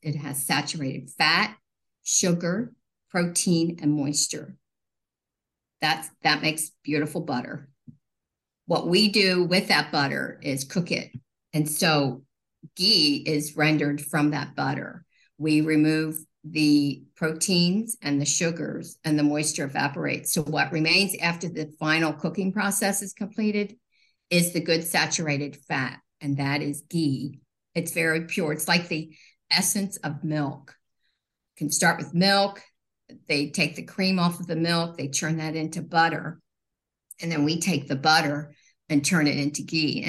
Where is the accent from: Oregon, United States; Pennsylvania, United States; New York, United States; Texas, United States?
Pennsylvania, United States; Lancaster County; We're from Lancaster County, Pennsylvania, and this is truly like a magical food oasis